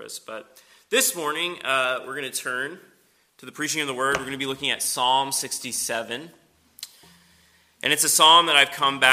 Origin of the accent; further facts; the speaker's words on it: Knoxville, Tennessee, United States; moved away as an adult; also born or lived in Western Pennsylvania / Philadelphia; now in Spartanburg, United States; originally, I'm from Knoxville.